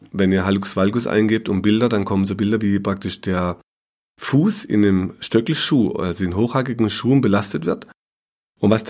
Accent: Baden-Württemberg, Germany; Bei uns im Schwarzwald war oft das, der Quarkumschlag so ein äh, Mittel der Wahl

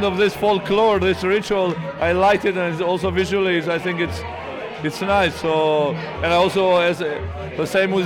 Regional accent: Kosovo; moved away; I come from Kosovo, and there you celebrate that.

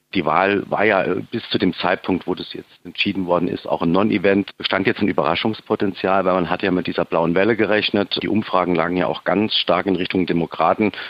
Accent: Saarbrücken, Saarland, Germany

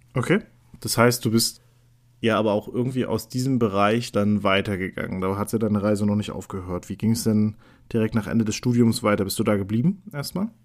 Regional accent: Neuruppin, Brandenburg, Germany; also born or lived in West Berlin; geboren bin ich in Neuruppin

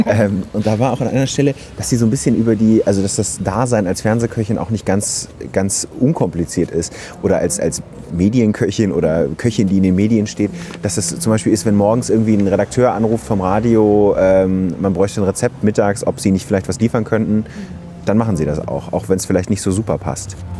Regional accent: Ruhr area, North Rhine-Westphalia, Germany; ich komme aus dem Ruhrgebiet, da ist es so, dass man sich so Süßigkeiten aussuchen darf an der ja. Trinkhalle

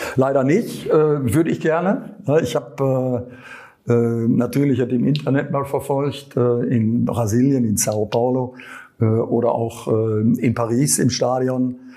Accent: Gelsenkirchen, North Rhine-Westphalia, Germany; Ich bin nicht im Krankenhaus geboren worden, sondern bin zur Welt gekommen in Schalke Nord direkt im Elternhaus mit Blick auf die Glückaufkampfbahn

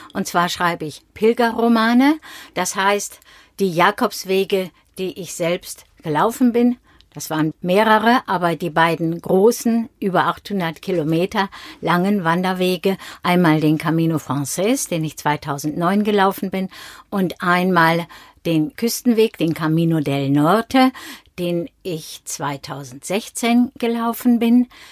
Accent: Dinslaken, North Rhine-Westphalia, Germany; also born or lived in Mainz area; now in Mainz, Germany; Wir sind uns in Dienstlaken, das ist meine Heimatstadt, dort komme ich her

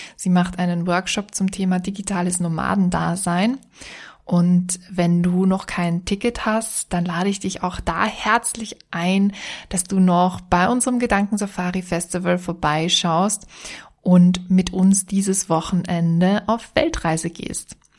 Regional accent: Vienna, Austria; moved away as an adult; now in Styria, Austria; Ich bin Wienerin, ich lebe jetzt in der Steiermark

